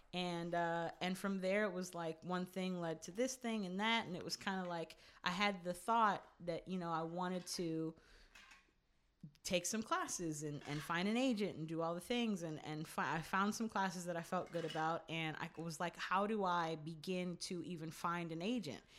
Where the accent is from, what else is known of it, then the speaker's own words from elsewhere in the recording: California, United States; also born or lived in New York / New Jersey; I grew up out here for the most part